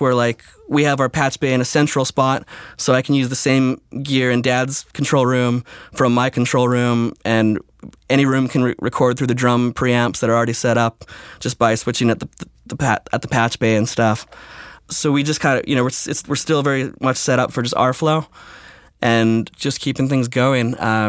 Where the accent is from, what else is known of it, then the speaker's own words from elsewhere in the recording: Switzerland; I grew up, my teenage years, I grew up in Switzerland, and it was all French speaking there when I moved there.